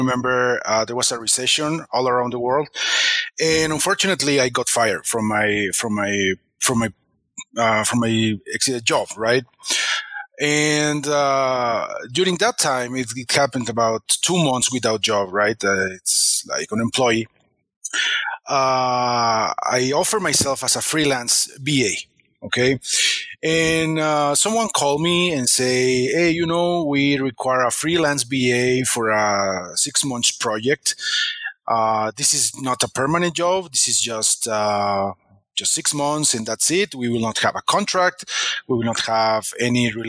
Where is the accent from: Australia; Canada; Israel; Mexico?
Mexico; I'm from Mexico